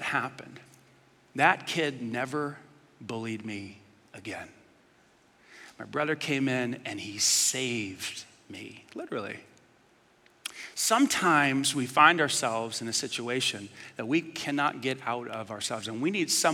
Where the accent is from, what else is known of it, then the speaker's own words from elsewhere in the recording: New York, United States; I grew up in New York